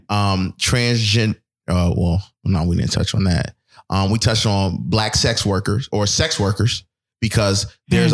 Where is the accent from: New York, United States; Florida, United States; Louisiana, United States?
New York, United States; Buffalo; moved away; I'm from Buffalo